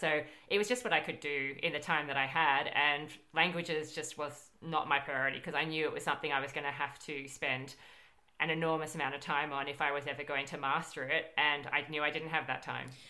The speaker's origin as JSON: {"language": "English", "country": "Australia", "said": "our universities"}